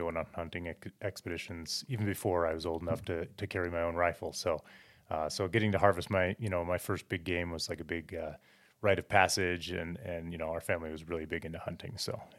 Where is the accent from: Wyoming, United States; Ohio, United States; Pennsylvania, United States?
Wyoming, United States; Cody; I grew up in Cody, Wyoming, outside of Yellowstone.